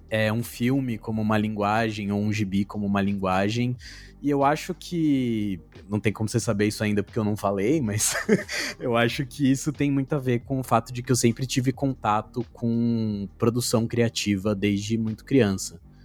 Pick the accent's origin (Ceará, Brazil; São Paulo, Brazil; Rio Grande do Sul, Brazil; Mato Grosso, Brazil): São Paulo, Brazil; Nascido e Criado. Já fui de todo canto, já fui de todo canto, já morei em, em todas as todas as coordenadas da cidade já